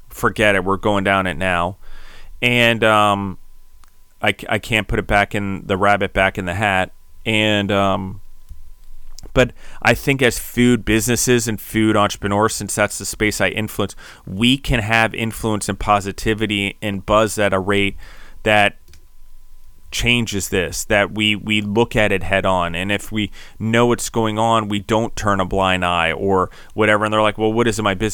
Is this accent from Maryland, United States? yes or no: yes; Maryland, United States; also born or lived in Denver / New York / District of Columbia, United States; I was from Denver, but ultimately people can tell I've spent a lot of time in New York, even though I grew up in Maryland. But I did grow up on a farm in, in DC